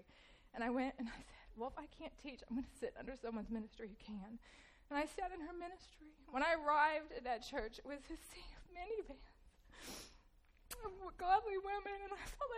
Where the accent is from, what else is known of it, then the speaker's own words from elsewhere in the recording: Louisville, Kentucky, United States; I originally am from Louisville. I grew up here in the Hurstbourne area and grew up Catholic.